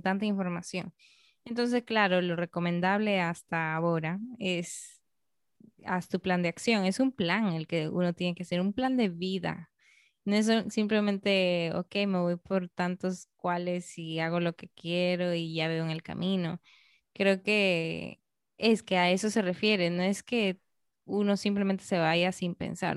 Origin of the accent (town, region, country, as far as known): Peru; also born or lived in Canada